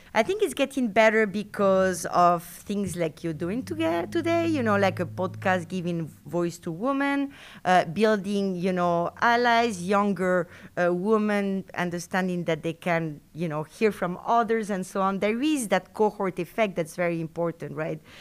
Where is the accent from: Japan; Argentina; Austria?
Argentina; first language Spanish; English is a second language; moved away as an adult; also born or lived in France; now in Madison, United States; I was born in Argentina from French parents. So I grew up in South America with French parents